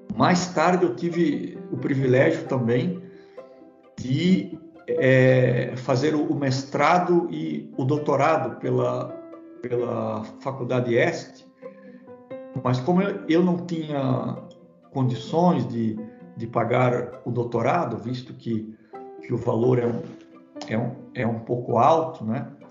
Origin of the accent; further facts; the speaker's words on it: Blumenau, Santa Catarina, Brazil; Eu nasci na, na cidade de Blumenau, Santa Catarina